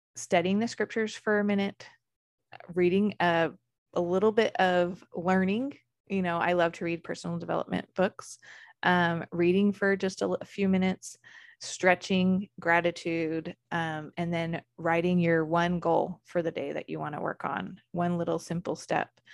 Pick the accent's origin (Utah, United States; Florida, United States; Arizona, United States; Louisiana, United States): Arizona, United States; I grew up in Arizona